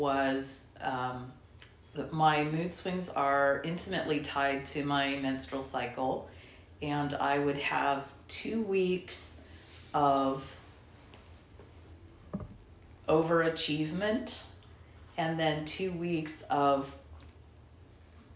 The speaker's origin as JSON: {"language": "English", "town": "Portland", "country": "United States", "tie": "born or raised there", "said": "Born and raised in Portland, child of alcoholics"}